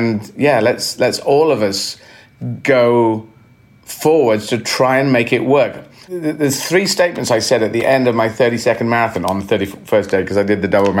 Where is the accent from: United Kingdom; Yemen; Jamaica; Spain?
Yemen; Aden; And I was born in Yemen. I was lucky enough to be born in the city of Aden